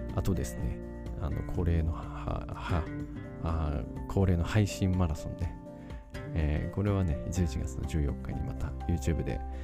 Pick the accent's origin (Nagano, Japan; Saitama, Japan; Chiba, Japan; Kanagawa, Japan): Nagano, Japan; accent: Nagano dialect; 長野弁長野弁が出てねえか